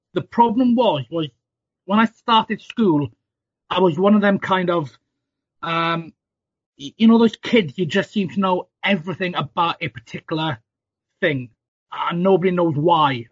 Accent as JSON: {"language": "English", "region": "South Wales", "country": "United Kingdom", "tie": "born or raised there", "said": "I grew up in South Wales"}